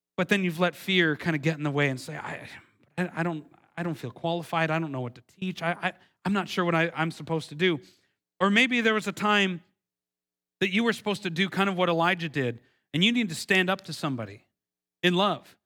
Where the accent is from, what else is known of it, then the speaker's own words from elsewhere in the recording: Milwaukee, Wisconsin, United States; moved away; I, am from originally from Milwaukee, Wisconsin